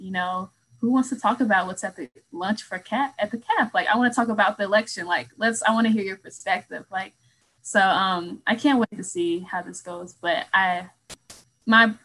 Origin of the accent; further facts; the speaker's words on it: St. Louis, Missouri, United States; I'm from St. Louis, Missouri